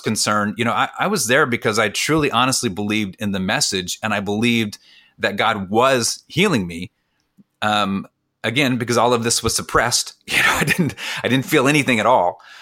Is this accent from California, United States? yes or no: yes; California, United States; I grew up in California, but, but, but we ate like we were from the Midwest